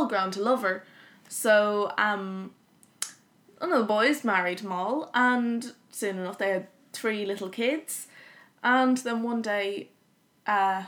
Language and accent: English; Kildare, Leinster, Ireland; In the county where I grew up, Kildare, I'll say I'm a Dublin person, but I'm really from Kildare